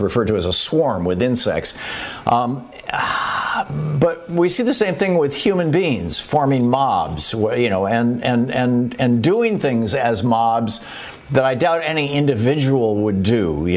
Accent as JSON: {"language": "English", "region": "Michigan", "country": "United States", "tie": "born or raised there", "also_born_or_lived": "Atlanta, Georgia", "moved": "yes", "said": "when I was a kid growing up in Michigan, and with fire ants when we lived down in Atlanta, Georgia"}